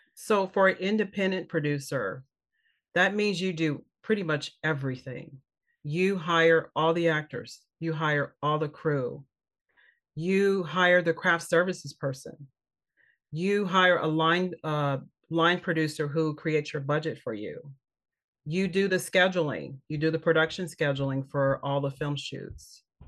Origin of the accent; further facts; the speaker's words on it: Kansas City, Missouri, United States; moved away as an adult; also born or lived in Los Angeles; I'm from Kansas City, Missouri